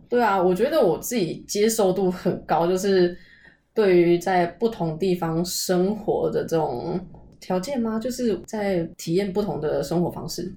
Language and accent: Chinese; Taoyuan, Taiwan; moved away as an adult; also born or lived in Taipei, Taiwan; now in Pingtung, Taiwan; 我本来是桃园人